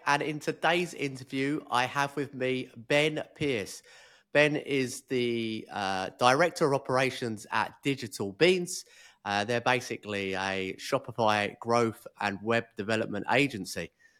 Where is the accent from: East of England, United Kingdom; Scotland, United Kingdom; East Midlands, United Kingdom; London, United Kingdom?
London, United Kingdom; Chislehurst; now in Kuala Lumpur, Malaysia; So I'm originally from Chislehurst. I don't know if you know where that's.